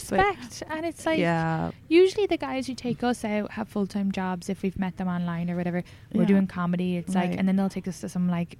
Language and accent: English; Ireland; moved away as an adult; now in United States